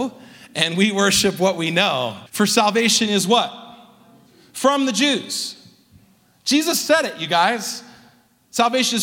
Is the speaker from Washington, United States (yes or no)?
no; Southern California, United States; moved away as an adult; now in Salt Lake City, United States; Southern California, which is where I'm from